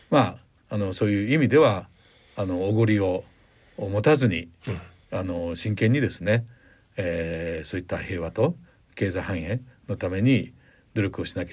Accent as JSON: {"language": "Japanese", "region": "Shanghai", "country": "China", "tie": "born or raised there", "moved": "yes", "lives_now": "Japan", "said": "私上海出身ですけれども"}